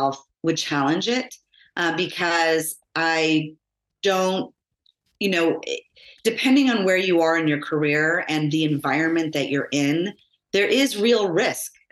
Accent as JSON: {"language": "English", "town": "Los Angeles", "region": "California", "country": "United States", "tie": "born or raised there", "said": "they moved us out of Los Angeles into the suburbs of San Fernando Valley"}